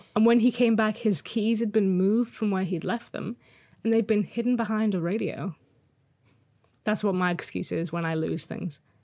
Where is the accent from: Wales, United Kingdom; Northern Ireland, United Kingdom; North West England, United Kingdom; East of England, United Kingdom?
North West England, United Kingdom; Liverpool; moved away; I'm originally from Liverpool, and we moved back 'cause I love it here.